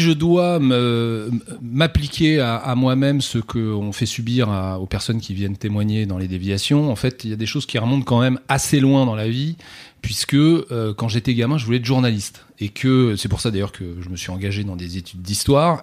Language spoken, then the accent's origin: French; France; nous sommes français